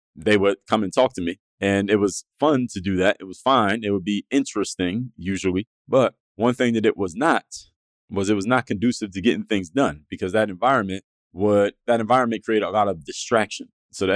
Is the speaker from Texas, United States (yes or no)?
no; Philadelphia, Pennsylvania, United States; now in Miami, United States; I'm from Philadelphia